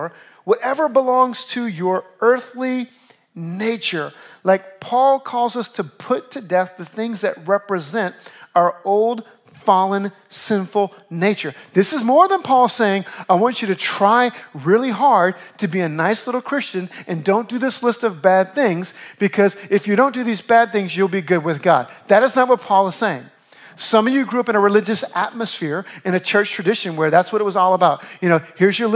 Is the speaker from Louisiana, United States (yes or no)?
yes; Louisiana, United States; now in New York, United States; I grew up in Louisiana. I dealt with hurricanes my whole life